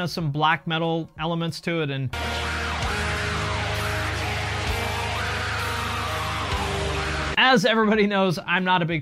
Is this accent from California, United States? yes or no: no; Seattle, Washington, United States; I grew up on the West Coast in the Seattle